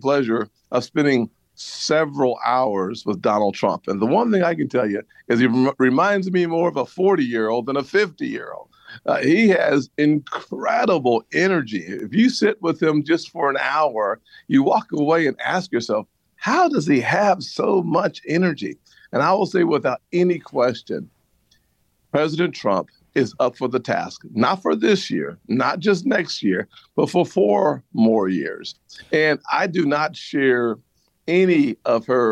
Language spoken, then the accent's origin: English; South Carolina, United States; my home state